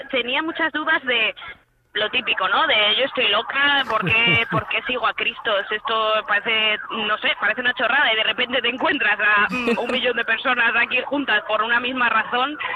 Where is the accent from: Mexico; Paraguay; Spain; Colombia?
Spain; Alcobendas, Community of Madrid; Yo soy de Madrid, de Puras de Pa, de Alcobendas, de hecho, al lado de donde el padre Isaac.